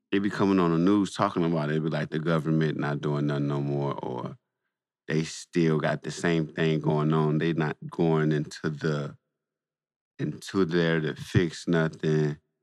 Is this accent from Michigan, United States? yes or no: yes; Saginaw, Michigan, United States; I'm from Saginaw